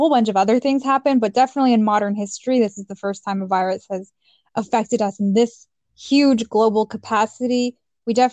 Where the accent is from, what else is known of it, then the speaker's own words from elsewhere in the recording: Mexico; now in Canada; my parents were super supportive in, of education and us getting a better future. That's why we moved to Canada from Mexico.